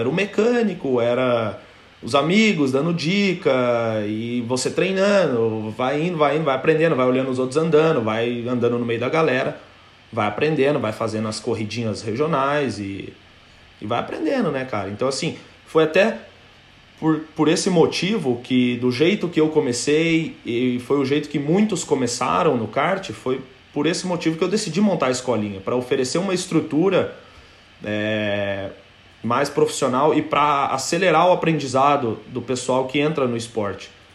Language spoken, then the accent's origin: Portuguese; Cascavel, Paraná, Brazil; moved away as an adult; also born or lived in England; Sou, sou de Cascavel no Paraná